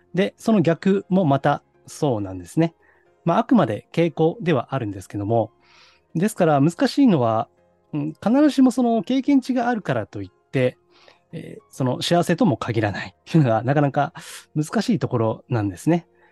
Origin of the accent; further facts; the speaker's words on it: Osaka, Japan; moved away; 実家、私は大阪なんですけどね